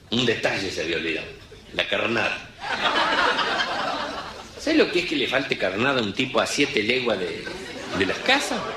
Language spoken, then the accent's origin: Spanish; Villa Ángela, Chaco, Argentina; Mi pueblo, Villángela, Chaco, que es la tercera ciudad del Chaco, no es ningún pueblo, es una ciudad. Cumplimos 75 años el otro día en mayo. Estamos a 210 kilómetros del río más cerca.